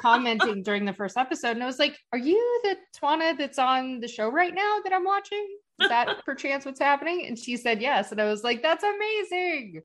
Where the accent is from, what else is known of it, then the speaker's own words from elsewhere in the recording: Cleveland, Ohio, United States; now in Florida, United States; both of us are from Ohio